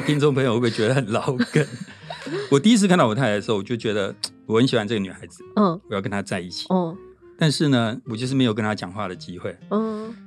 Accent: Taiwan; 我们台湾人发音乐不会有，比较少那种鼻音

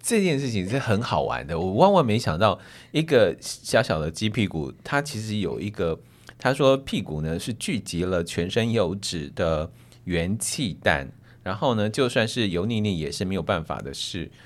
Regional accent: Taiwan; 就日本人的白跟我们台湾人白是不一样的

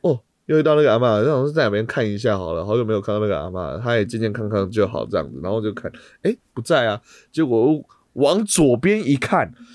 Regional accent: Taiwan; 在我们台湾这边啊

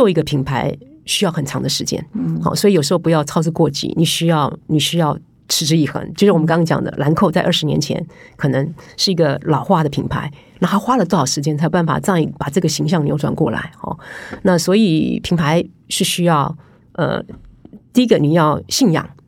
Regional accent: Taiwan; 因为毕竟我是台湾人，可是我常年在法商工作。

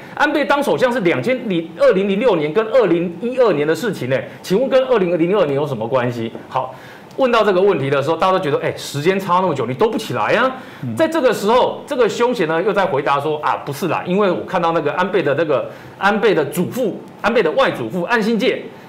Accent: Taiwan; 这件事情除了不是只有我们台湾人看到，连日本人都看到

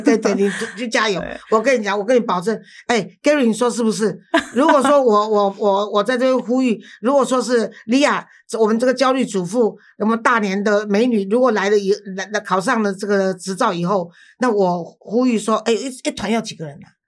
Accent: Taiwan; also born or lived in Philippines; 我是台湾人

